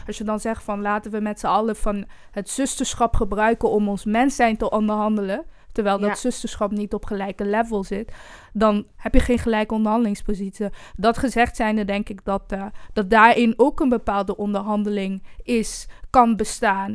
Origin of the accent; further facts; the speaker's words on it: Eindhoven, North Brabant, Netherlands; also born or lived in Brussels, Belgium; now in Amsterdam, Netherlands; ik kom zelf bijvoorbeeld uit Eindhoven